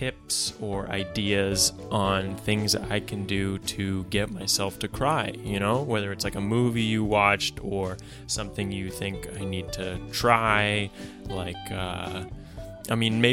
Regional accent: Port Moody, British Columbia, Canada; now in Vancouver, Canada; I'm a stand-up comedian and writer originally from Port Moody. Now I live in Vancouver

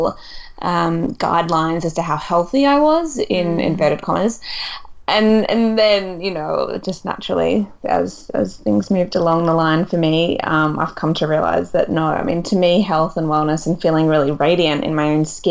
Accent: east coast of Australia, Australia; moved away as an adult; also born or lived in Melbourne / Perth; now in London, United Kingdom; I grew up on the east coast of Australia and I'd been living in Melbourne for a really long time

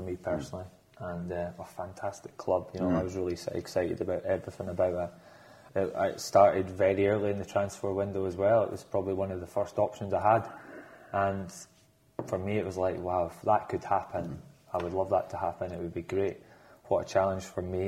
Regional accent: Scotland, United Kingdom; I'm Scottish

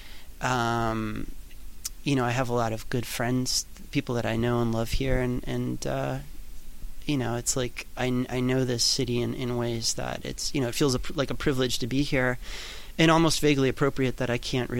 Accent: New York, United States; I grew up in New York

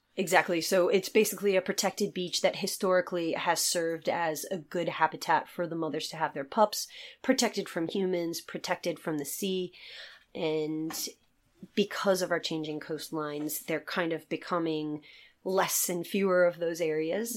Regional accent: Virginia, United States; moved away as an adult; now in Ireland; I'm from Virginia, um, in the United States

